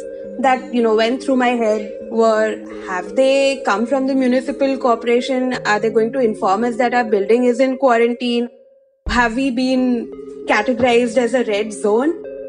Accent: Vadodara, Gujarat, India; now in Mumbai, India; I had just arrived at my hometown in Vadodara in Gujarat from Mumbai.

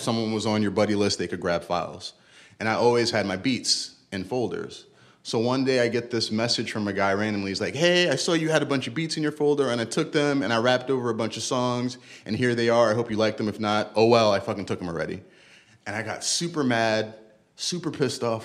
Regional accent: New York City, New York, United States; also born or lived in Bronx; I'm originally from Brooklyn

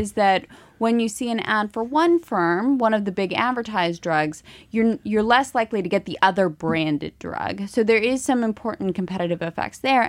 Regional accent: Ohio, United States; moved away; I'm from Ohio

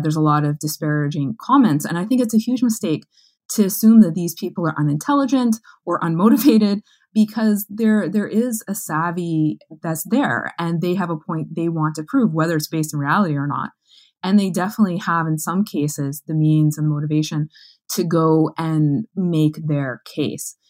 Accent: Manitoba, Canada; as a Canadian, as a Manitoban, as a journalist

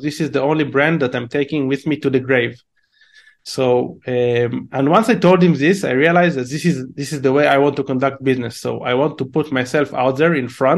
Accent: Israel; English is a second language; my accent is shitty because I'm originally from Israel

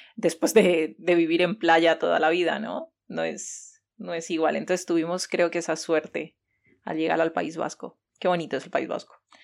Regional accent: Tumaco, Nariño, Colombia; moved away as an adult; also born or lived in Cali, Colombia; now in Bilbao, Spain; soy de Cali en Colombia, pero me crié en Tumaco, Nariño, que es al final Pacífico

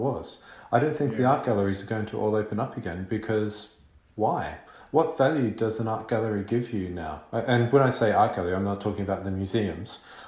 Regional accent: Melbourne, Victoria, Australia; moved away; also born or lived in London; I grew up in Melbourne

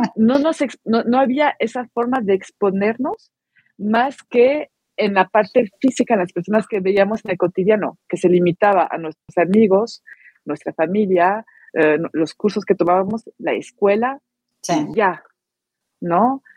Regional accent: France; moved away as an adult; now in Mexico; soy francesa y vivo en México, ya tengo 17 años en México

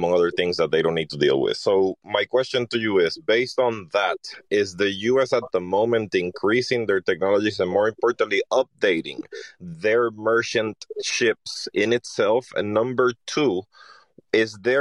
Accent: Puerto Rico; born and raised in Puerto Rico

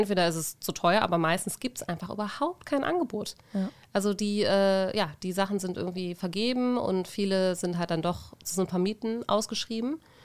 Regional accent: Germany; now in Norway; von zwei gebürtigen Deutschen, nämlich Laura und mir, die vor einigen Jahren hier hingezogen sind

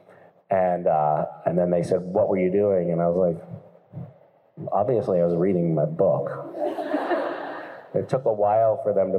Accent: Greenfield, Massachusetts, United States; my hometown of Greenfield, Massachusetts

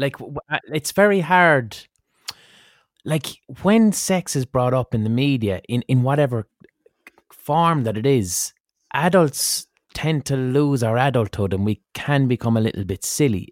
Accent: Ireland; I'm Irish, right? So that means as an Irish person

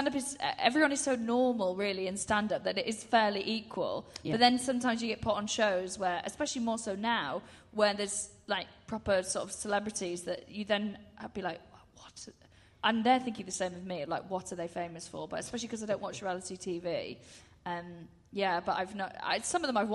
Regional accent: Anglesey, Wales, United Kingdom; moved away; I'm from Anglesey

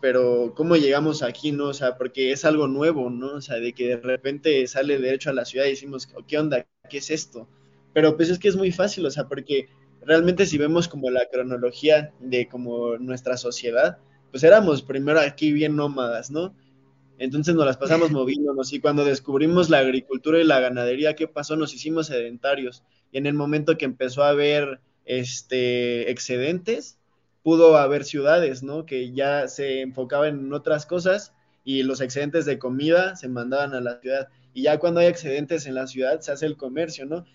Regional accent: Mexico; como cultura mexicana

